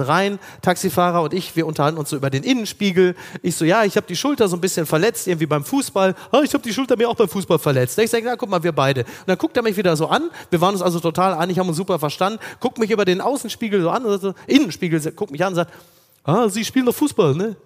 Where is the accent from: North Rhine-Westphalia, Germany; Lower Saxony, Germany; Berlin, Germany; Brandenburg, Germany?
North Rhine-Westphalia, Germany; Ruhr area; moved away; da wo ich herkomme im Ruhrgebiet